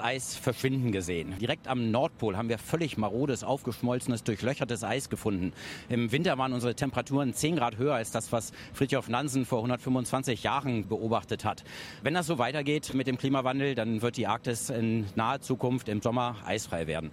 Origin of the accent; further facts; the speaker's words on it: Bavaria, Germany; bei uns in Bayern